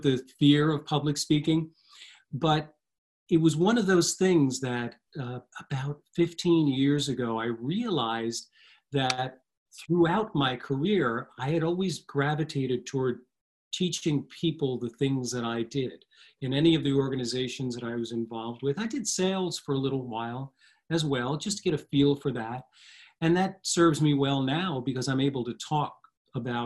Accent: New Jersey, United States; I've always lived in the shadow of New York City and one of the suburbs, actually, in New Jersey

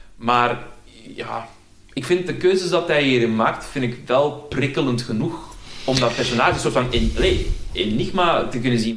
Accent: Antwerp area, Flanders, Belgium; ik ben zelf ook uit het Antwerpse

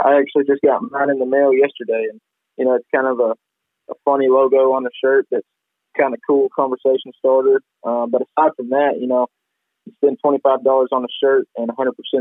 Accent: Arkansas, United States; I'm proud to call that my home state

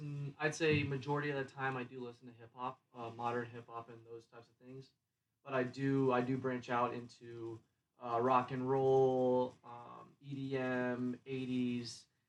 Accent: Columbus, Ohio, United States; moved away; I'm from Columbus, Ohio.

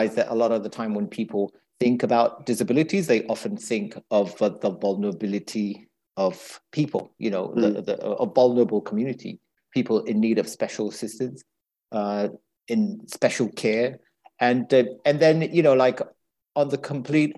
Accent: Italy; now in London, United Kingdom; I live in London. Originally, I'm from Italy. My ethnic background is from Eritrea.

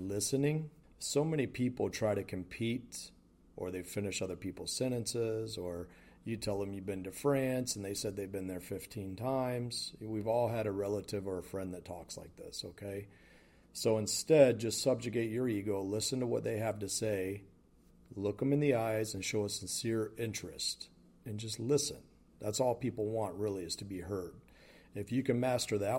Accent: the South, United States; Growing up in the South

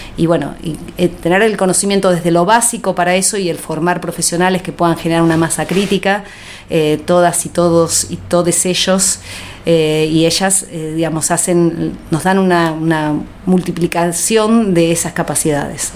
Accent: Ciudad Evita, Buenos Aires Province, Argentina; Nací en Capital Federal, eh, allá en 1967

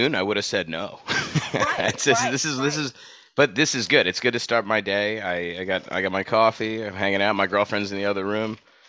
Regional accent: Chicago, Illinois, United States; moved away; Chicago, like suburbs of Chicago.

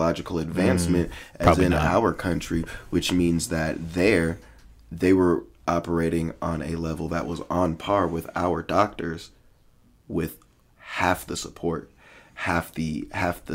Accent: United States; I'm an American

